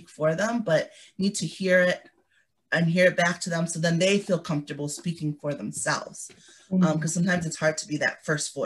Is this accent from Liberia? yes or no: yes; Liberia; moved away; I was born in Liberia